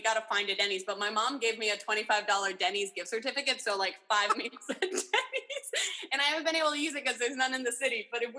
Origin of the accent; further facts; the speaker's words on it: Oakland, California, United States; I was like, Oakland.